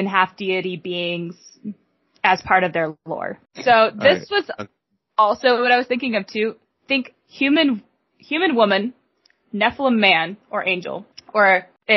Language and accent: English; United States; I'm that American